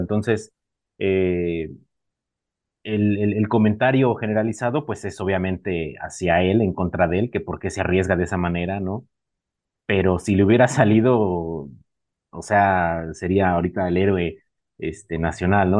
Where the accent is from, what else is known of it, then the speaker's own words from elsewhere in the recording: Mexico; como mexicano, como latino